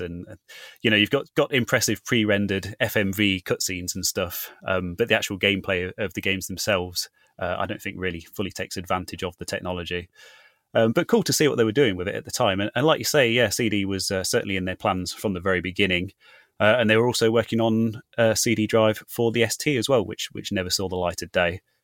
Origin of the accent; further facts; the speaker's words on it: Leicester, East Midlands, United Kingdom; my hometown of Leicester